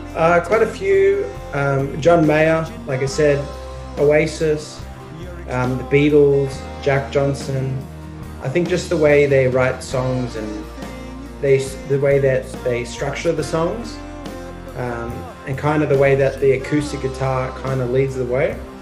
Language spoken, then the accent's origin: English; Melbourne, Victoria, Australia; I'm from Melbourne, Australia